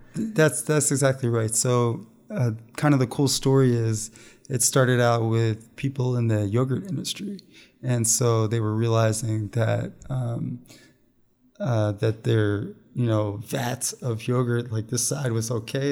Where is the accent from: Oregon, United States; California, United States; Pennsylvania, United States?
Pennsylvania, United States; I grew up in Pennsylvania